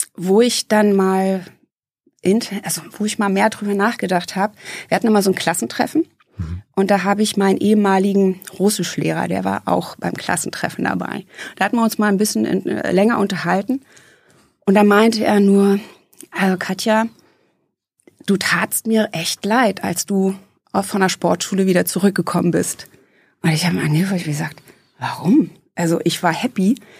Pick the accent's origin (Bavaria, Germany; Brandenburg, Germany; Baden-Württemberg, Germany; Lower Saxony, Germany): Brandenburg, Germany; Eisenhüttenstadt; now in Hesse, Germany; Ich bin in Eisenhüttenstadt aufgewachsen